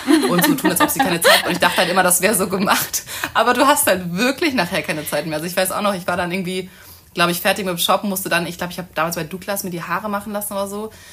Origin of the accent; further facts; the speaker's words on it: Hamburg, Germany; moved away as an adult; also born or lived in Munich; Ich komme eigentlich aus Hamburg, bin auch mittlerweile wieder in Hamburg und habe in München studiert